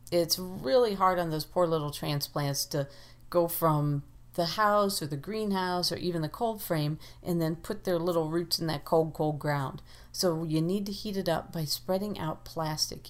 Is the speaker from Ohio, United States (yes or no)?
yes; Ohio, United States; moved away; Growing up in Ohio, we planted peas on St. Patrick's Day